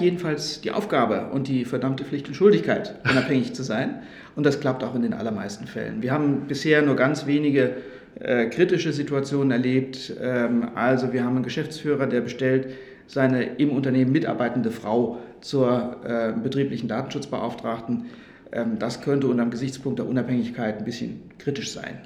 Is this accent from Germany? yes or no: yes; Rhineland-Palatinate, Germany; moved away as an adult; now in Stuttgart, Germany; Das habe ich in Rheinland-Pfalz gemacht. Das ist auch meine Heimat